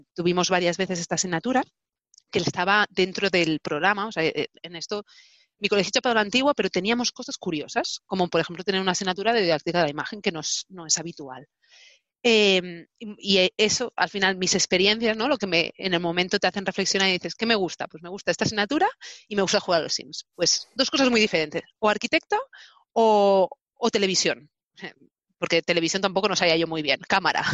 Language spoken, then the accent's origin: Spanish; Barcelona, Catalonia, Spain; also born or lived in Hannover, Germany; nací en Barcelona y he crecido en Barcelona